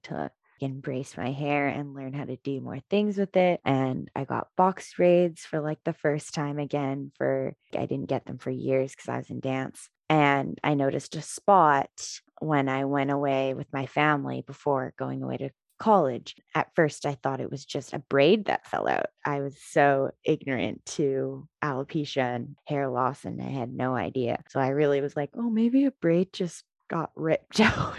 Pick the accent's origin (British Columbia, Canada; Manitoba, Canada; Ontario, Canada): British Columbia, Canada; Vancouver; So I grew up in Vancouver, British Columbia.